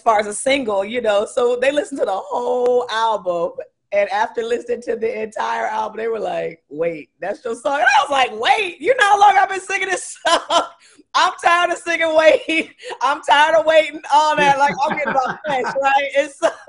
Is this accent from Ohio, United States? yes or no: yes; Columbus, Ohio, United States; I'm from Columbus, Ohio